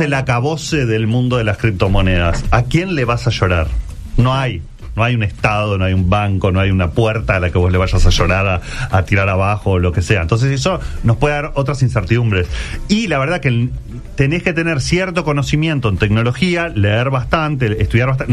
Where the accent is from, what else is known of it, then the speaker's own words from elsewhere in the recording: Uruguay; no somos tantos los uruguayos